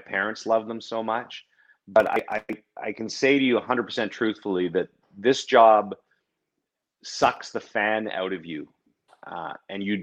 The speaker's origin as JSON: {"language": "English", "town": "Ottawa", "region": "Ontario", "country": "Canada", "tie": "born or raised there", "also_born_or_lived": "Edmonton", "moved": "as an adult", "lives_now": "Barrie, Canada", "said": "It'll always be my hometown forever and ever"}